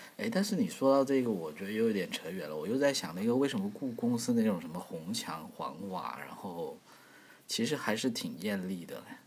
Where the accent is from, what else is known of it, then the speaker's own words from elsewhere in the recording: China; 作为一个中国人